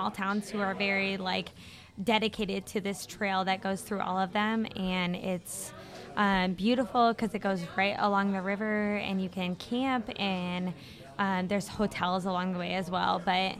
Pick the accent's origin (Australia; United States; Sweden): United States; Marion, Iowa; I'm from Marion, Iowa.